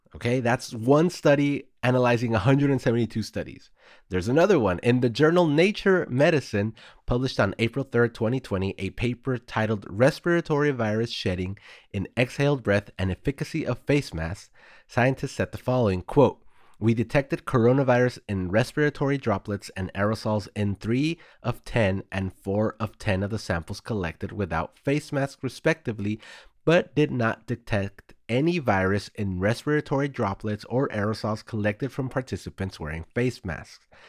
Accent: Texas, United States; my home state of Texas

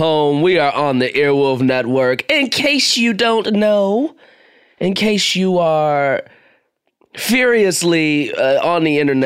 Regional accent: United States; I'm an American black man.

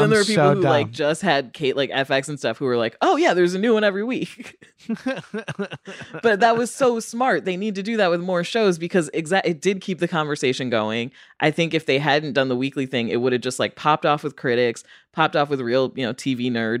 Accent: Chicago, Illinois, United States; I'm from Chicago

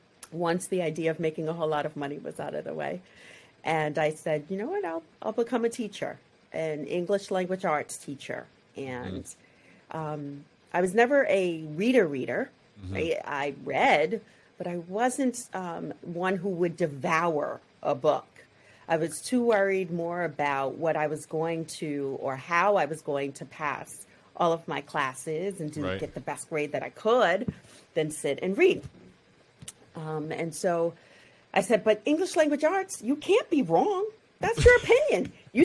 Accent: Queens, New York, United States; Where I grew up, it was certainly a struggle. I grew up in Queens and saw that my mom, and every day that she had to go to work, it was a struggle for her.

